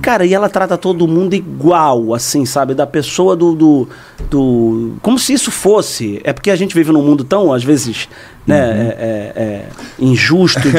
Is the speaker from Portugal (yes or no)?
no; Rio de Janeiro, Brazil; Eu fiz Rádio Tupi na Rua do Livramento, na Gamboa, que é o bairro onde eu nasci